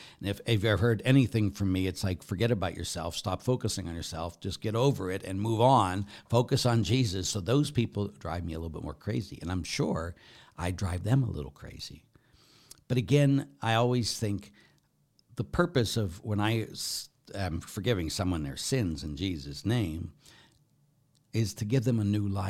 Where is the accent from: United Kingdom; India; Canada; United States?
United Kingdom; England; I would like to just say that although I am an Englishman, I wasn't there when Thomas Becket was murdered.